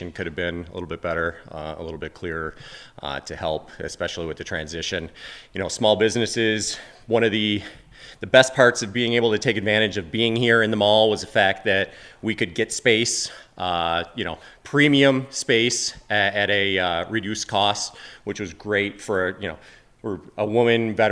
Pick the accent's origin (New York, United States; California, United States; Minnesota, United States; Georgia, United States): New York, United States; East Aurora; I grew up in East Aurora, born and raised